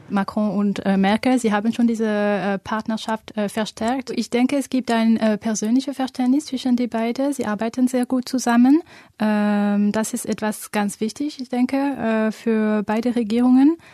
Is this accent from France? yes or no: yes; France; German is a second language; Ich komme aus Frankreich